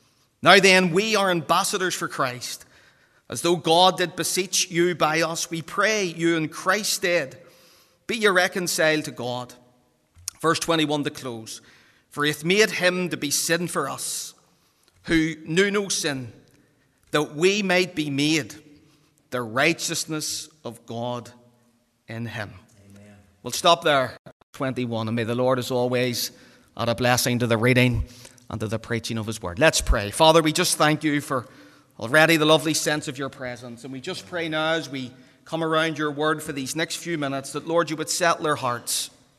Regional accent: Belfast, Northern Ireland, United Kingdom; And again, growing up in the Donegal Road, all the wee fellas running about the streets, everybody wants to play for Linfield.

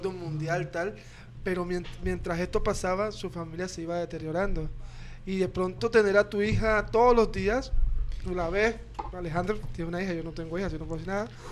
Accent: Colombia

